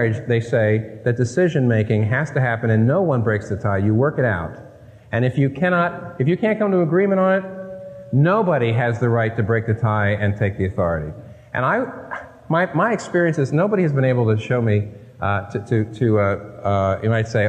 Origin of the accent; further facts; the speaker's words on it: Northeast, United States; My wife and I are not from the Midwest, we're not from the South, we're from the Northeast, raised in public schools